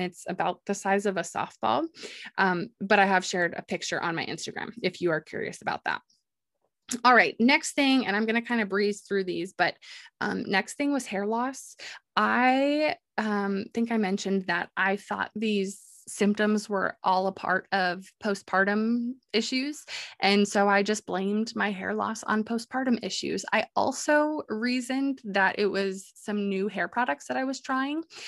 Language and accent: English; New York, United States; living, growing up in New York